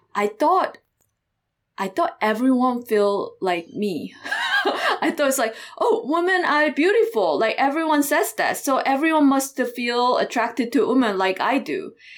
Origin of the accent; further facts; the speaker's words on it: South Korea; moved away as an adult; also born or lived in Iowa; I grew up in South Korea until, like, high school year.